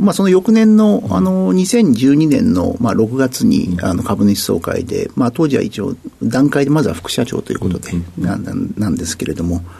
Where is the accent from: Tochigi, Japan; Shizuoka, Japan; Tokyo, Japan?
Tokyo, Japan; 東京都台東区の上野になります。